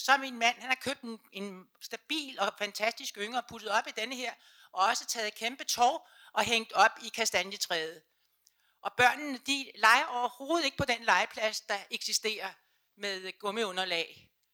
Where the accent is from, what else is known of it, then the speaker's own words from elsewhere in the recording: Sorø, Zealand, Denmark; now in Copenhagen, Denmark; jeg kommer selv fra Suberø, altså, så, øh, men der havde vi det meget, meget frit